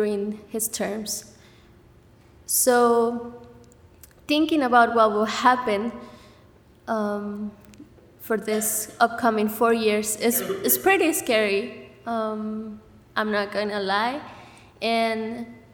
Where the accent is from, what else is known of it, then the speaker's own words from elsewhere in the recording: Mexico City, Mexico; now in Goshen, United States; I'm from Mexico City